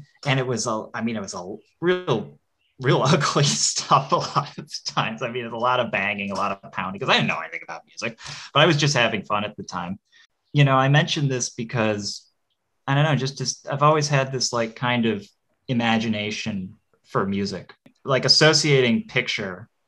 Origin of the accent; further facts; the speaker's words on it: Rochester, New York, United States; now in Eugene, United States; I grew up in Rochester, New York.